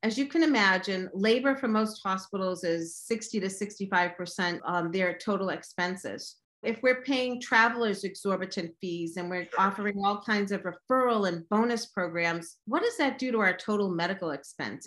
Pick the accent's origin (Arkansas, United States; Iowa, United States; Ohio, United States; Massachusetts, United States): Massachusetts, United States; also born or lived in Chicago; I was born in Massachusetts. I've been raised here, except when I was in graduate school in Chicago